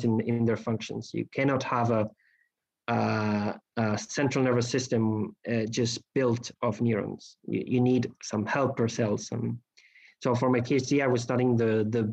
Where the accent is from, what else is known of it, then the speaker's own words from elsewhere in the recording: Spain; moved away as an adult; now in Barcelona, Spain; I moved to Barcelona to try out Spain as my home country as to work